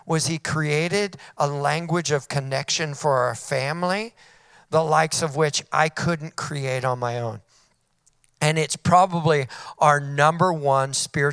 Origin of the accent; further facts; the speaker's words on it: Weaverville, California, United States; now in Redding, United States; I grew up in Weaverville, California